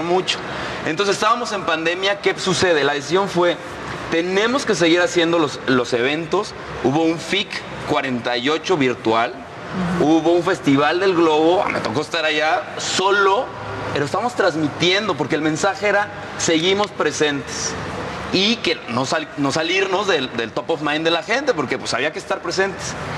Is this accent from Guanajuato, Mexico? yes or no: yes; Guanajuato, Mexico; yo crecí en Guanajuato capital